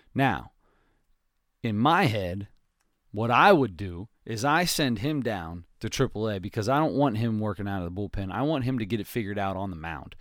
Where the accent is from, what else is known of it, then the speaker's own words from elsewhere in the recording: Cincinnati, Ohio, United States; we are from Cincinnati